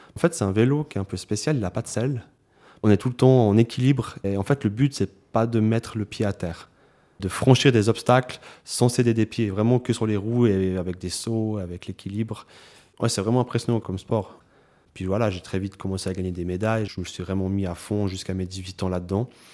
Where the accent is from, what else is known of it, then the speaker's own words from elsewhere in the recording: Lausanne, Vaud, Switzerland; j'ai grandi à Lausanne